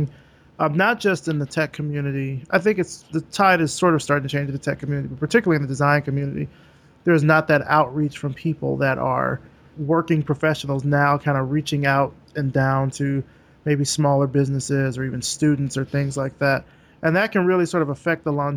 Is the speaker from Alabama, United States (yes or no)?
yes; Alabama, United States; I'm from Alabama